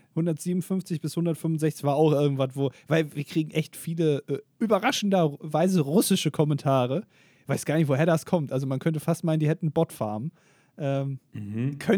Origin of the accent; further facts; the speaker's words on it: Hamburg, Germany; born there; now in Paderborn, Germany; Ich selber tendiere stark zur Großstadt. Als geborener Hamburger nicht verwunderlich, ist ja immer, immerhin die schönste Stadt der Welt.